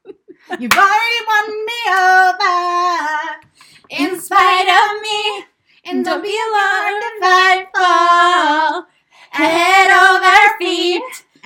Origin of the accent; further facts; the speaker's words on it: Virginia, United States; I grew up in Virginia, yes, which is in the Bible Belt, so it was actually a very religious environment.